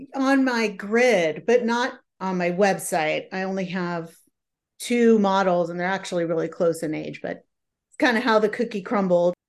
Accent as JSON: {"language": "English", "town": "San Jose", "region": "California", "country": "United States", "tie": "born or raised there", "moved": "as an adult", "lives_now": "Seattle, United States", "said": "I grew up in a suburb of San Jose, which is just south of San Francisco"}